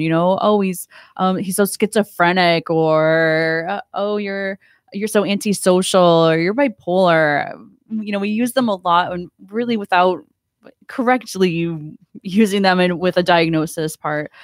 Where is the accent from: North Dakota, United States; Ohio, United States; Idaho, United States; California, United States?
Ohio, United States; moved away as an adult; also born or lived in Fort Lauderdale, Florida; now in Stuart, United States; I'm from Ohio.